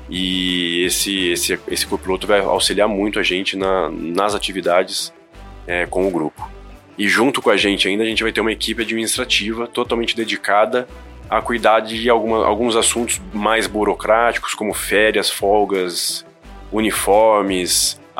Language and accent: Portuguese; Pirassununga, São Paulo, Brazil; also born or lived in Limeira; eu sou natural da cidade de Limeira, mas cresci na cidade de Pirassununga, ninho das águias, acostumado a ver a Esquadrilha da Fumaça